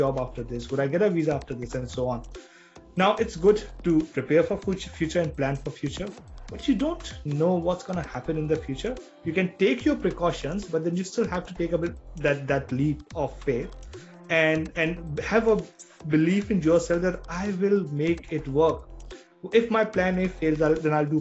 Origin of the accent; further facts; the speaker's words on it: India; moved away; we as an Indian society